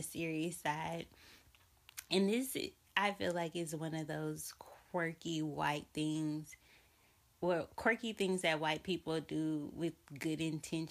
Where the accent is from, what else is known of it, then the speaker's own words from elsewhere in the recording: Montgomery, Alabama, United States; I'm from Montgomery, Alabama